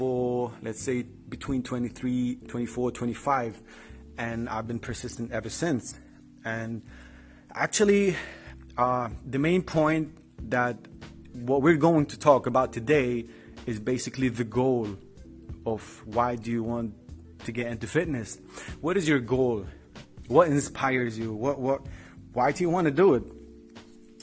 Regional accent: Tripoli, North Governorate, Lebanon; I'm from Lebanon, from Tripoli to be specific

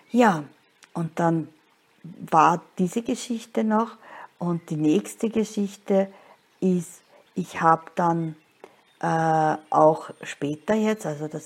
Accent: Linz, Upper Austria, Austria; born there; wie gesagt, ich bin eben in Linz geboren und das ist eine von den 72 Städten, die an der Donau liegen.

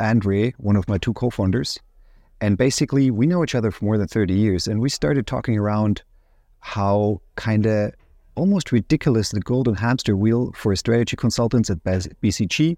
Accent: near Ansbach, Bavaria, Germany; moved away as an adult; also born or lived in United States; now in Munich, Germany; in Ansbach was the University of Applied Science I studied first at. Um, the reason I choose that, which is close to my hometown

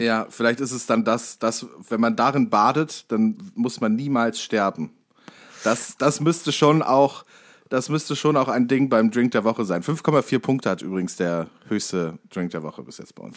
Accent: Warburg, North Rhine-Westphalia, Germany; moved away; bei mir aus der Heimat

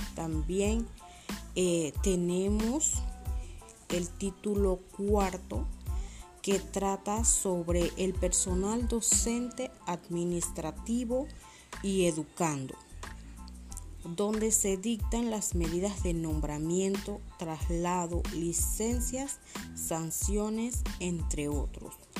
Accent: Panama; como panameños

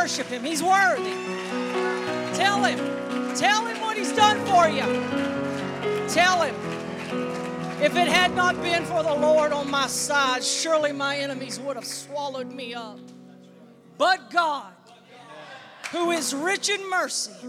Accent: Central North Carolina, United States; I grew up in Central North Carolina

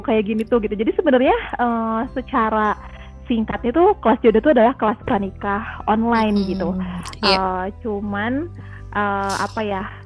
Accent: Ciamis, West Java, Indonesia; moved away as an adult; now in Bandung, Indonesia; aku aslinya dari Ciamis, jadi bukan orang mm. Bandung asli.

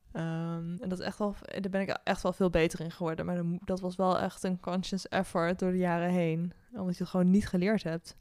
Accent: Nijmegen, Gelderland, Netherlands; moved away as an adult; now in The Hague, Netherlands; ik ben opgegroeid in Nijmegen.

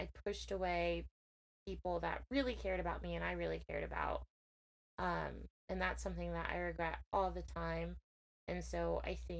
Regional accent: Connecticut, United States; also born or lived in Worcester, Massachusetts; I am from Connecticut, a very small town, although Connecticut is a small town in itself, but I'm from a small town, Connecticut.

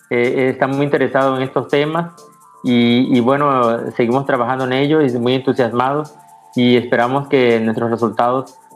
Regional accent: Mexico; ese libro representa un logro muy importante para nosotros como investigadores mexicanos que tuvimos la oportunidad de coordinar este trabajo

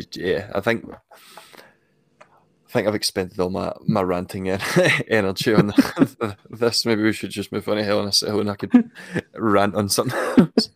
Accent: Scotland, United Kingdom; I'm I'm Scottish

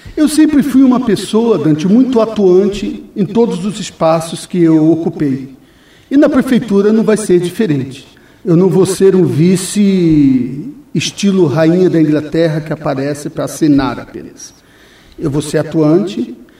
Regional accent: São Paulo, Brazil; moved away as an adult; also born or lived in Bolivia / Chile / Peru / Venezuela; now in Foz do Iguaçu, Brazil; eu saí do Brasil, doutor Nelson, em 1988 da minha cidade, de São Paulo.

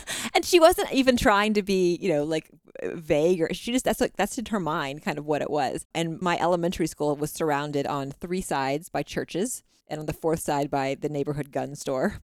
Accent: Texas, United States; now in Utah, United States; I grew up in the South, in Texas

